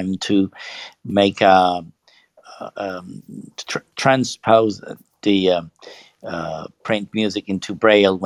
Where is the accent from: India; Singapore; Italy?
Italy; I'm from Italy